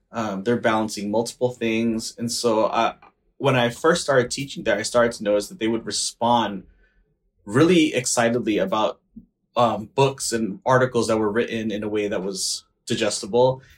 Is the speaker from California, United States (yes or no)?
yes; Los Angeles, California, United States; I'm from Northeast L A.